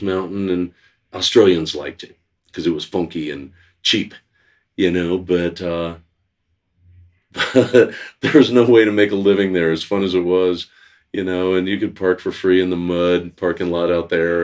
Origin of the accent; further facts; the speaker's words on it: Glenwood Springs, Colorado, United States; now in Snowmass Village, United States; I grew up in Glenwood.